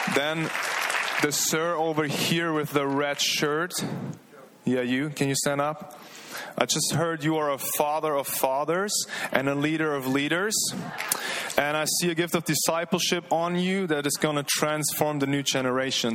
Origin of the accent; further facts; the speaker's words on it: Germany; moved away as an adult; now in Redding, United States; from Germany, 28 years old.